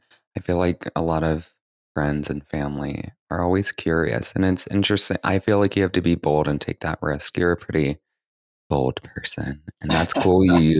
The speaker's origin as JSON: {"language": "English", "region": "South Carolina", "country": "United States", "also_born_or_lived": "New York City", "moved": "as an adult", "said": "I went to college in New York City. I'm from South Carolina."}